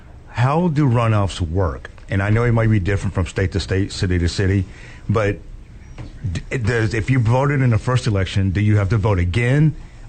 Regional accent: Texas, United States; I'm from Texas.

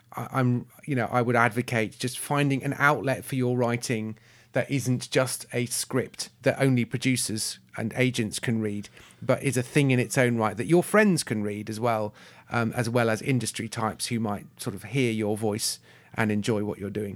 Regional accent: United Kingdom; I'm British

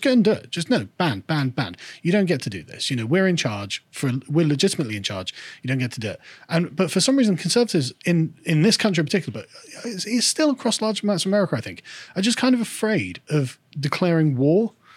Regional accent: England, United Kingdom; I'm an Englishman

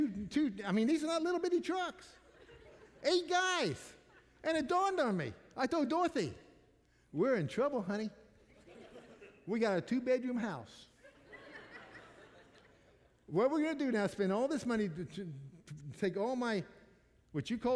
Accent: Missouri, United States; I'm from Missouri

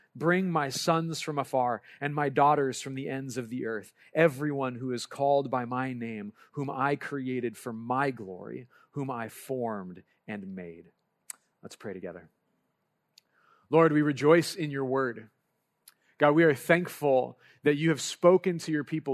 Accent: Lompoc, California, United States; moved away; I grew up in Lompoc, California, and as much as I don't like to claim it, my home is Lompoc

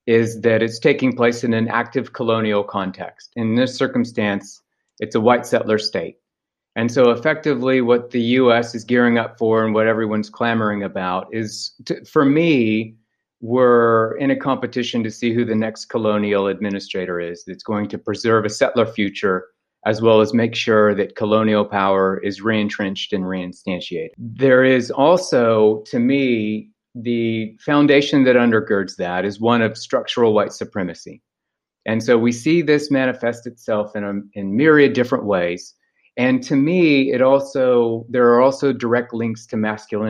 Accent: ancestral Osage territory, Oklahoma, United States; moved away; I'm from ancestral Osage territory. So in the book, it's referred to as the American Heartland

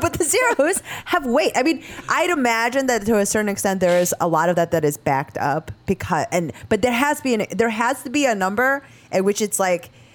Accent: Chicago, Illinois, United States; I'm a Chicagoan in that regard like through and through

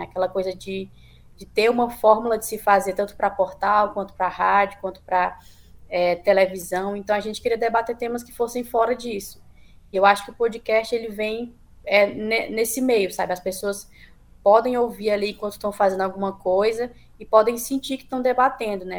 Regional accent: Northeast Region, Brazil; enquanto nordestinos

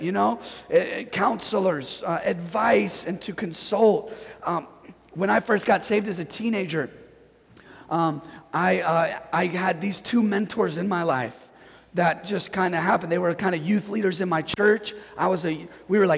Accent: Northern California, United States; moved away as an adult; I'm from Northern California

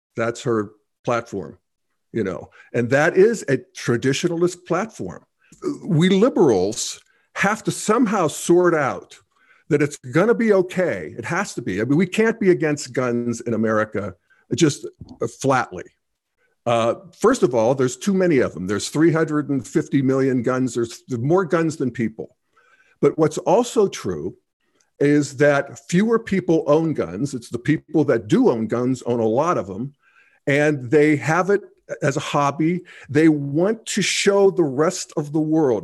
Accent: Western Pennsylvania, United States; I grew up in Western Pennsylvania in a rural hunting situation

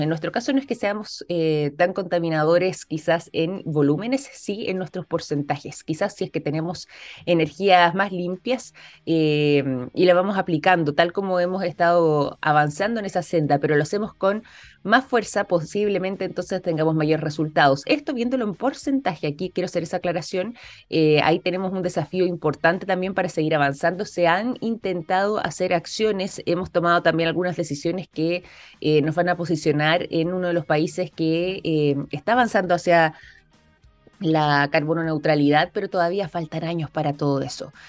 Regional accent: Chile; nosotros los chilenos

